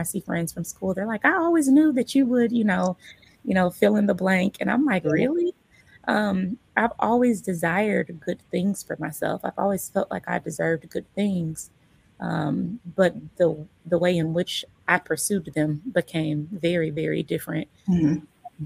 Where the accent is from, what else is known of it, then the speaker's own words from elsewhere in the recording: Omaha, Nebraska, United States; I was born in Omaha. I was raised in Omaha.